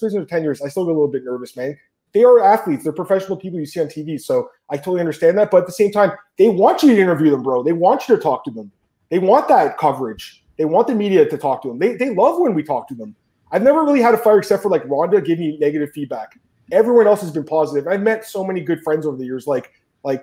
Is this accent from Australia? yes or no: no; Toronto, Ontario, Canada; a guy from Scarborough, Ontario, which is my hometown